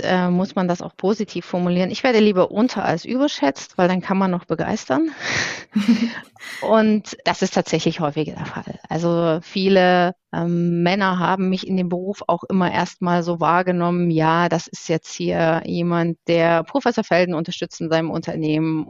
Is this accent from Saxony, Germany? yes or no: yes; Dresden, Saxony, Germany; ich komme auch tatsächlich aus Sachsen, ich bin in Dresden geboren